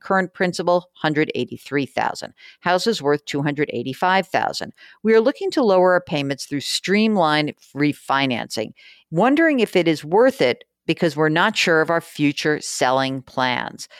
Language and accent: English; East Coast, United States; moved away; I'm from the East Coast, so I know some more people there